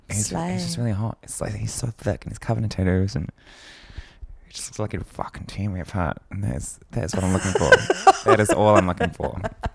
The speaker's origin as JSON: {"language": "English", "town": "Whangarei", "region": "Northland", "country": "New Zealand", "tie": "born or raised there", "said": "And also, I remember growing up in Onorahi, like we used to live next door to the walkway."}